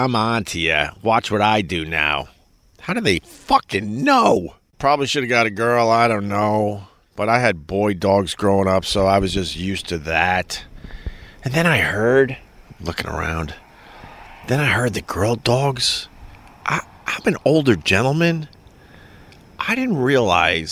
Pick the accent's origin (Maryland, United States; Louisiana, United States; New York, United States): New York, United States; Long Island; now in New York City, United States; when I was growing up on Long Island with the 7, 8, 9 kids